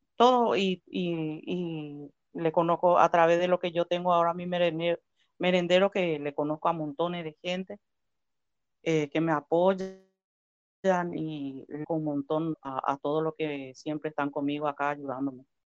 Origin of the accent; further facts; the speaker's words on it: Paraguay; moved away as an adult; now in Comodoro Rivadavia, Argentina; yo soy paraguaya